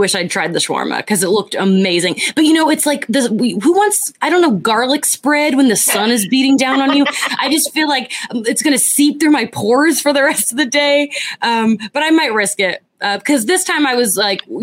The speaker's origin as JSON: {"language": "English", "region": "Florida", "country": "United States", "moved": "yes", "lives_now": "California, United States", "said": "being from Florida, but now that I live in California"}